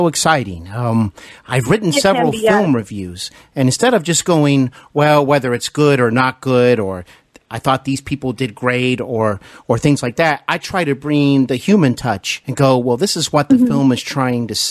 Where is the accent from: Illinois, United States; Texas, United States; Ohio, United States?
Ohio, United States; Cincinnati; also born or lived in Los Angeles; do the show from Cincinnati, Ohio, my hometown, although I used to live in Los Angeles